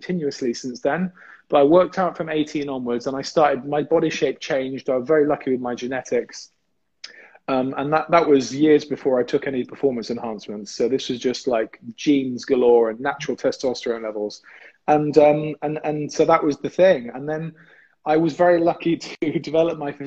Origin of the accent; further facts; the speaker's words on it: England, United Kingdom; I was the only English guy there